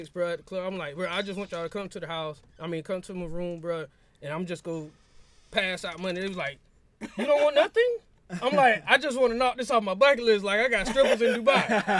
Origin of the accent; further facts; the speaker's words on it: Winter Park, Florida, United States; I'm from Winter Park, Florida. It's right outside Orlando.